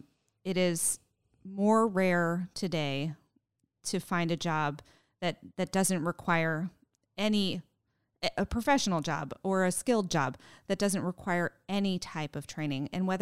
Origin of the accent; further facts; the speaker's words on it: New England, United States; No, I'm actually from New England and I'm a transplant.